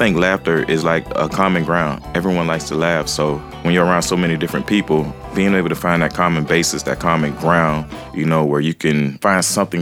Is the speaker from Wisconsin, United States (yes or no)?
no; Jacksonville, Florida, United States; I'm from Jacksonville, Florida, aka Duval County